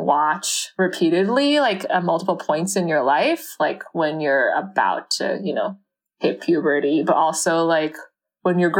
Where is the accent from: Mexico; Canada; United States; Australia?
Canada; my own kind of relationship with my mom growing up in Canada